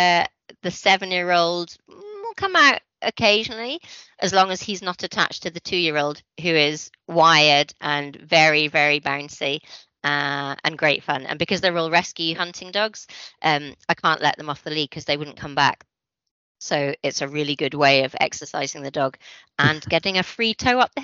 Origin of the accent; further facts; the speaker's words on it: Aberdeen, Scotland, United Kingdom; moved away as an adult; also born or lived in London; now in Edinburgh, United Kingdom; I'm from Scotland, although no one ever believes I'm born and bred Aberdonian